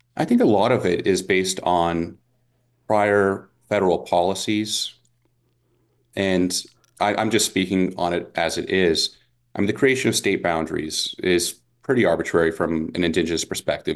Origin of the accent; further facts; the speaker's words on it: Las Vegas, Nevada, United States; I grew up here in Las Vegas